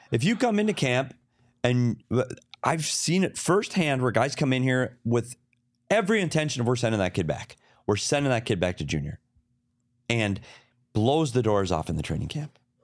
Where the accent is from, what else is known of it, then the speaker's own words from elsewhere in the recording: Bemidji, Minnesota, United States; I'm from Bemidji.